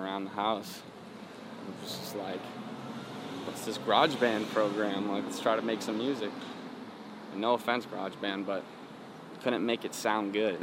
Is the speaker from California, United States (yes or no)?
no; Chicago, Illinois, United States; I'm from Illinois, like, we're from both from, like, similar areas in parts of Chicago